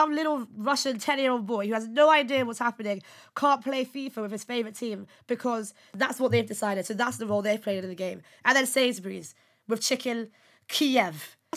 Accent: Nigeria; I'm Nigerian

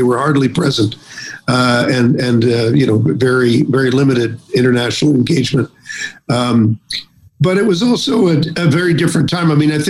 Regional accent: Canada; And I'm a Canadian, I'm listening to this, and I say, well, you know, what about us?

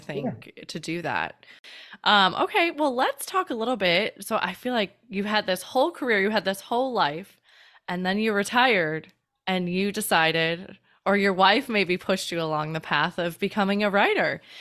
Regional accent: Chicago, Illinois, United States; moved away; We are originally from Chicago

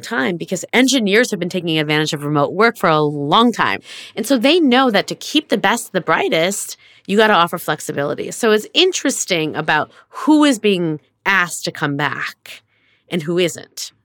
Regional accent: United States

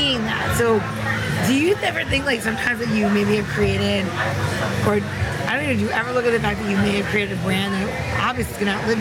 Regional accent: Long Island, New York, United States; moved away; I grew up in Long Island

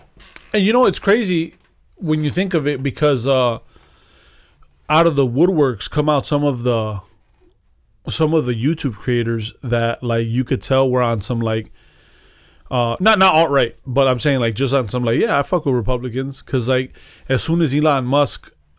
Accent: Cuba; I'm Cuban

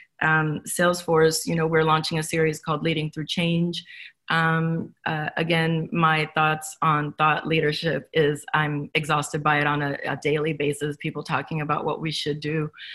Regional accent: Los Angeles, California, United States; I come from Los Angeles. A lot of my friends are waiters

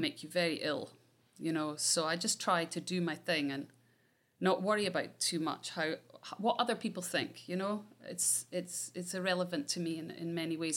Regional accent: Scotland, United Kingdom; I'm Scottish.

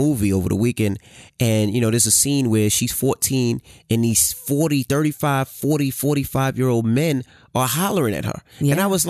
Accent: Queens, New York, United States; And I'm from Queens, New York.

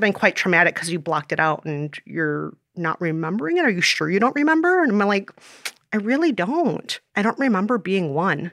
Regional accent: Minnesota, United States; born or raised there; moved away as an adult; also born or lived in South Korea; now in New York, United States

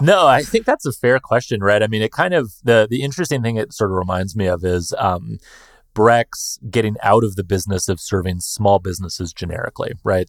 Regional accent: United States; I'm just an American guy with a less cool accent

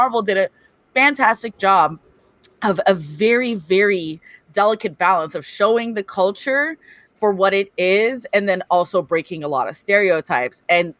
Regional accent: Los Angeles, California, United States; born and raised in Los Angeles, California.

